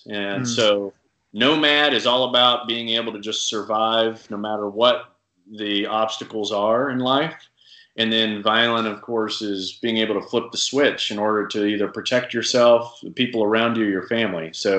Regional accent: Saudi Arabia; Was like the only thing available where I grew up overseas in Saudi

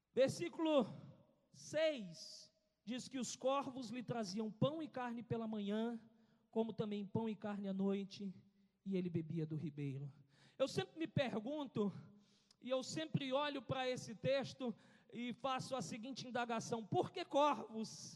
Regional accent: Brasília, Federal District, Brazil; nós que somos de Brasília

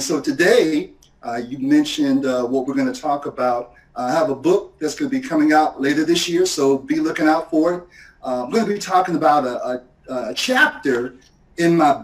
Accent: Portsmouth, Virginia, United States; moved away as an adult; also born or lived in Miami / Philadelphia / Bowie, Maryland; I grew up in Portsmouth, Virginia, down in southeastern Virginia

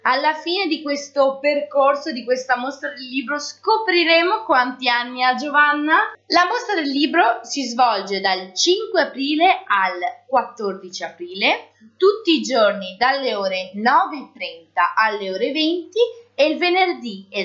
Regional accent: Borgoricco, Veneto, Italy; io invece vengo da Borgoricco Centro.

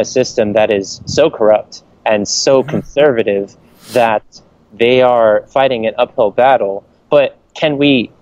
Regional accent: United States; as an American

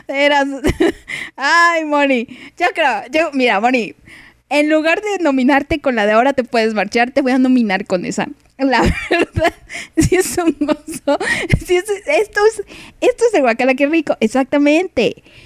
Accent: Mexico; como buena mexicana

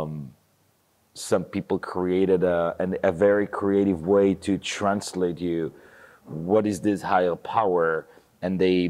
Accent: Jerusalem, Jerusalem District, Israel; now in Los Angeles, United States; I'm from Southeast Jerusalem, so okay. I grew up in a place that have a very similar beliefs as the people who live in the settlements.

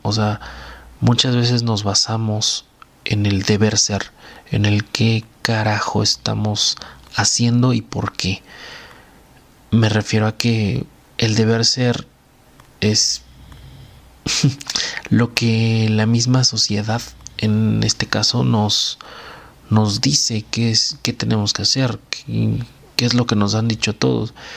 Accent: Mexico

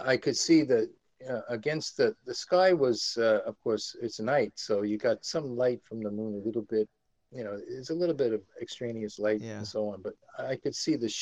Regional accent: New York, United States; I'm from New York

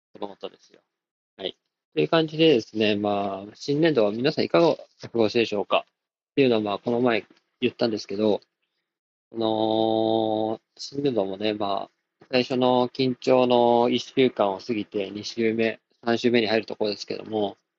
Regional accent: Takasaki, Gunma, Japan; 高崎は、あの、商業都市の、ファッション系の、アパレル系のお店も多い感じの、割と前橋よりも賑わってる感じの街で、僕もそこ出身なんですけど

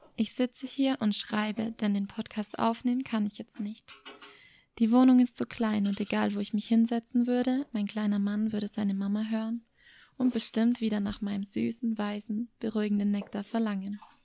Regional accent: Germany; moved away as an adult; Es ist mein Herkunftsland, der Ort, an dem meine Großeltern Jahr für Jahr Obst und Gemüse

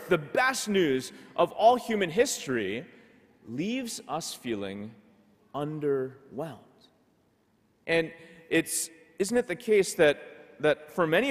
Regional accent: Ottawa, Ontario, Canada; I grew up in Ottawa, so I've seen snow my whole life.

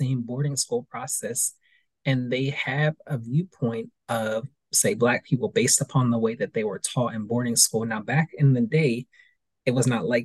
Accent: East Coast, United States; growing up in a school system on the East Coast

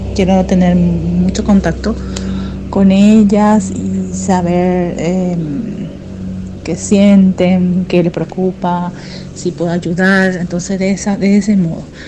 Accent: Asunción, Paraguay; soy de Asunción, Paraguay

